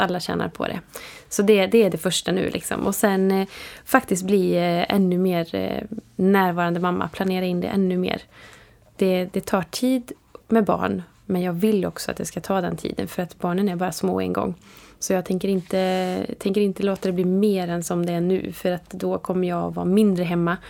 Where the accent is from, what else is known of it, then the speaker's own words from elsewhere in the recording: Vara, Västra Götaland, Sweden; jag är från Vara och det är en liten